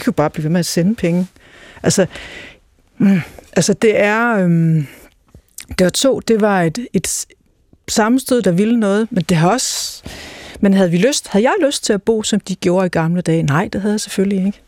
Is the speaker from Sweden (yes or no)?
no; Greenland; hjemme i Grønland